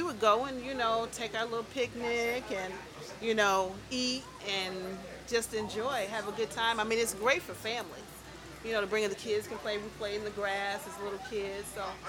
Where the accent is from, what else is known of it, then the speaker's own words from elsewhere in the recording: Chicago, Illinois, United States; And I know when my daughter moved to New York, that's one thing, because of being in Chicago, growing up in Chicago, when she moved to New York, that's one of the things she appreciated about New York, is that it's very diverse.